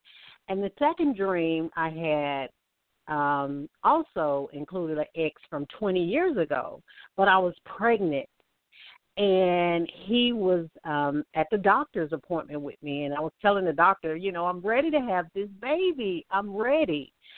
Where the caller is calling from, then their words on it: Alabama, United States; I'm calling from Alabama.